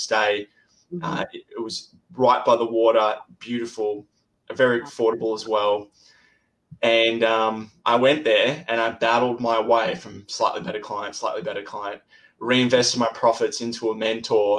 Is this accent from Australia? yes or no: yes; Australia; I'm from Australia. That's where my accent's from.